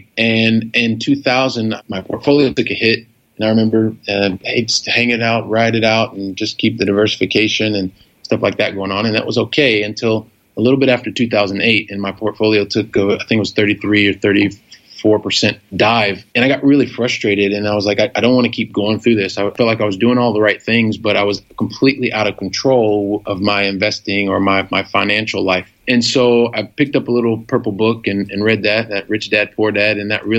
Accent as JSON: {"language": "English", "town": "Columbus", "region": "Ohio", "country": "United States", "said": "I'm a guy from Columbus, Ohio. I moved around the U.S. most of my younger life. I went to college in the southwest of Ohio."}